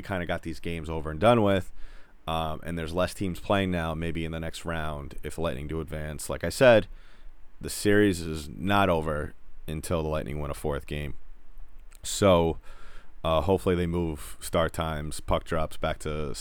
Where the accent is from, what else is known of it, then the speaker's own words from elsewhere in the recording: New York, United States; I'm from New York